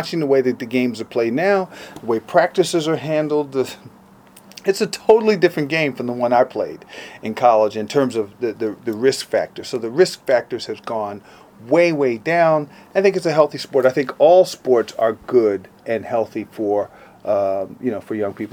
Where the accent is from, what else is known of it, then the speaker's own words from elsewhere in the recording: New York City, New York, United States; I am a New Yorker